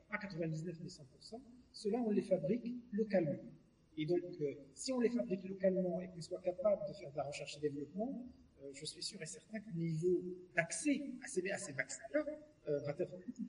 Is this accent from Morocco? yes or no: yes; Morocco; moved away; moi, je suis parti du Maroc, ça fait 40 ans quand même